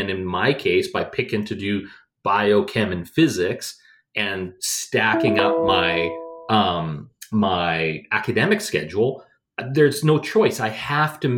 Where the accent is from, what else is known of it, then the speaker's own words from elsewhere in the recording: Edmonton, Alberta, Canada; also born or lived in Calgary; I grew up in Edmonton